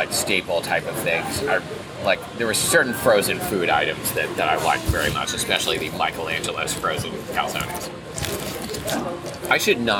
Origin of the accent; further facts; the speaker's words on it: Portland, Oregon, United States; now in Seattle, United States; And I grew up in Portland.